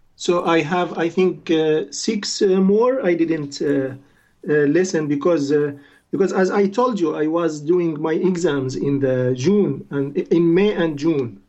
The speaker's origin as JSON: {"language": "English", "town": "Latakia", "region": "Latakia Governorate", "country": "Syria", "also_born_or_lived": "Damascus, Syria", "second_language": "English", "moved": "as an adult", "lives_now": "Norway", "said": "I am from Syria"}